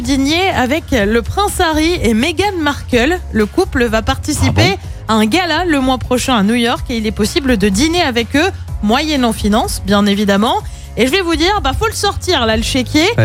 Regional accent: Saint-Étienne, Auvergne-Rhône-Alpes, France; dans la Loire, chez nous, à Saint-Étienne

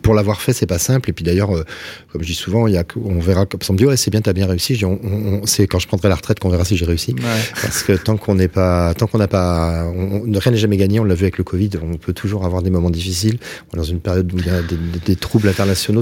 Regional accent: Toulouse, Occitania, France; comme on dit chez nous à Toulouse

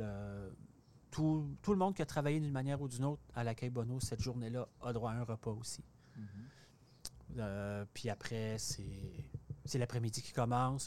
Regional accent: Port-Cartier, Quebec, Canada; moved away; also born or lived in Montreal; à Port-Cartier, euh, ma, côte nord natale

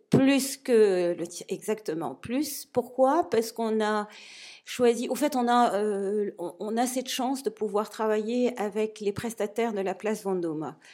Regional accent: Morocco; je suis du Maroc

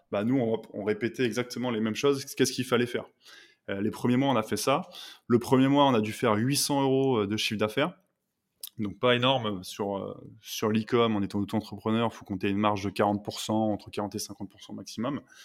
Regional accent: Lille, Hauts-de-France, France; je suis originaire du nord de la France, donc le pays des ch'tis

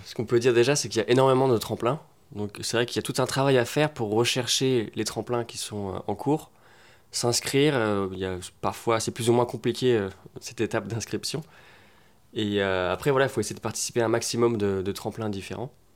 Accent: Rennes, Brittany, France; On est potes d'enfance, on vient de Rennes à la base

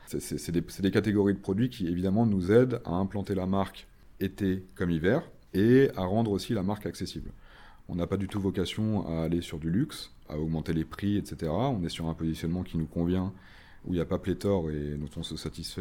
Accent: Nantes, Pays de la Loire, France; moved away as an adult; now in Paris, France; je suis originaire de Nantes, où j'ai grandi et fait la totalité de mes études, avant de rejoindre Paris il y a 11 ans maintenant

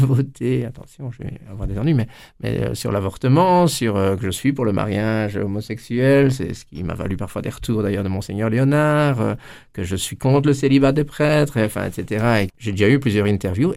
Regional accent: Amay, Wallonia, Belgium; Chez nous, à Amé

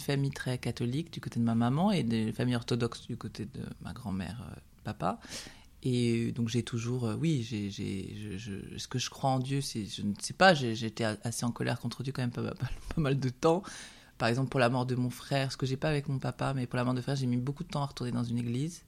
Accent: Aubrac, France; on vient de l'Aubrac

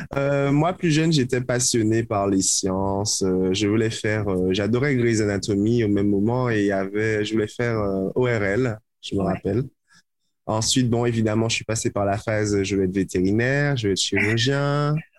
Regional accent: Martinique; je viens de la Martinique, parce que je viens de la Caraïbe

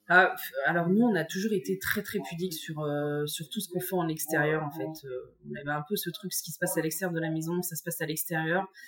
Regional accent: Bourgogne-Franche-Comté, France; moved away as an adult; also born or lived in Algeria / Dijon; je suis je originaire du Morvan

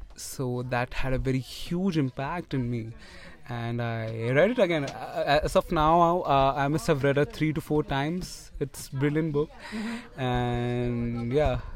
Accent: Tirunelveli, Tamil Nadu, India; I'm from Tamil Nadu

